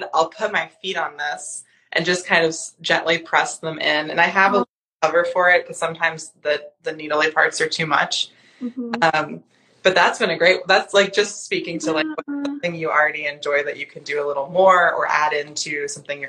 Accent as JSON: {"language": "English", "region": "North Carolina", "country": "United States", "tie": "born or raised there", "moved": "yes", "said": "I grew up in North Carolina"}